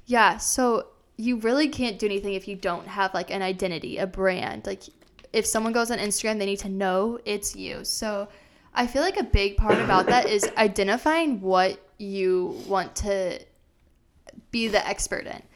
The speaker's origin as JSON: {"language": "English", "town": "Des Moines", "region": "Iowa", "country": "United States", "tie": "born or raised there", "also_born_or_lived": "Arizona", "moved": "as an adult", "said": "I grew up in Iowa. I'm from Des Moines, Iowa, and then I moved to Arizona for college"}